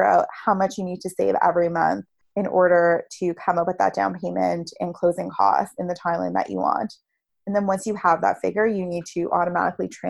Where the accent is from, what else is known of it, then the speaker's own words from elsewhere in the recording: Toronto, Ontario, Canada; I grew up in Toronto and it's where I currently live